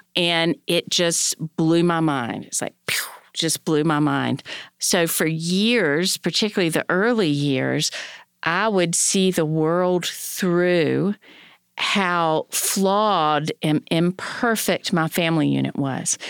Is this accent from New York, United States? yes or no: no; North Carolina, United States; I was born in North Carolina in the sixties